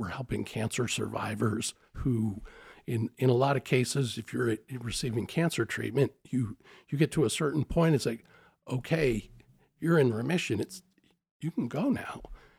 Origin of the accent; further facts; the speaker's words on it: Spokane, Washington, United States; Really, I'm a Spokane product.